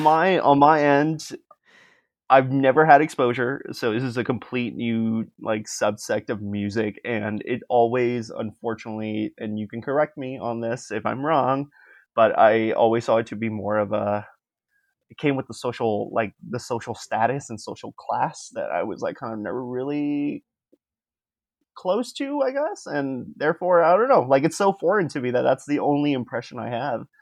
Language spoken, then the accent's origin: English; Miami, Florida, United States; moved away as an adult; now in Canada; we are from the same city, from Miami, and, yeah, and I've been living in Canada for the last five years